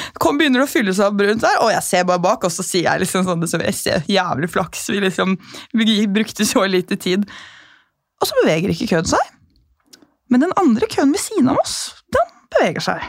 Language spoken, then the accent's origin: Norwegian; Norway; jeg er norsk